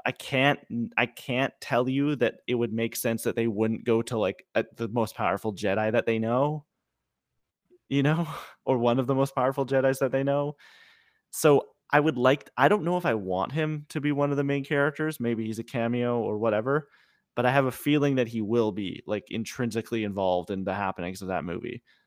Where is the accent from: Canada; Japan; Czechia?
Canada; I'm Canadian